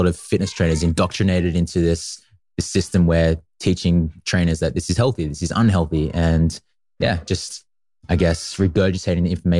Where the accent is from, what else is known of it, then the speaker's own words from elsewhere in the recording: Newcastle, New South Wales, Australia; I grew up in a tiny little place called Gateshead. That's usually where I spent most of my time, in Newcastle in Australia. And yeah, that's where I went to school. That's where I went to primary school, and it's where I spent most of my years, actually.